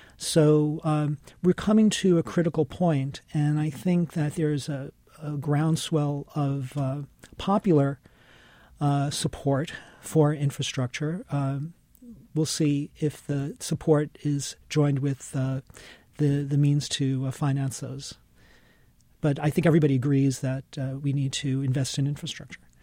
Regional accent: New York City, New York, United States; I grew up in New York City

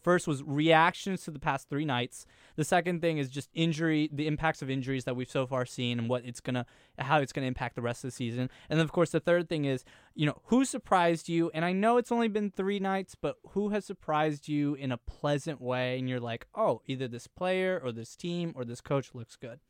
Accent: Oklahoma City, Oklahoma, United States; I was born in Oklahoma City.

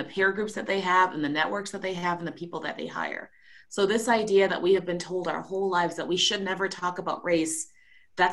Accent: Jamaica; also born or lived in Trinidad and Tobago; now in United States; I grew up in a country that's 95% Black. I grew up in Jamaica. I also grew up in a country that's 30-30-30. It's a lot of mixed different in this season, Trinidad and Tobago.

